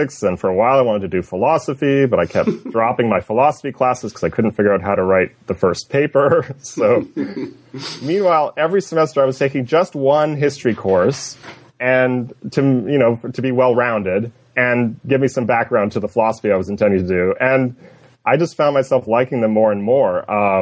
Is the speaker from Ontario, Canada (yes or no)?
no; Coquitlam, British Columbia, Canada; moved away as an adult; now in United States; I was born in Canada. I'm Canadian.